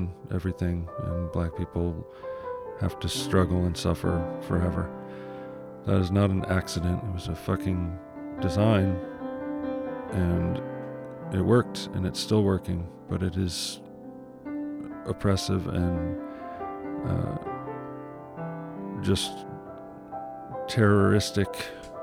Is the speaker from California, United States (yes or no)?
no; Ann Arbor, Michigan, United States; I lived in Ann Arbor, which is pretty close to Detroit, so we got Detroit radio stations, which is pretty much all I listened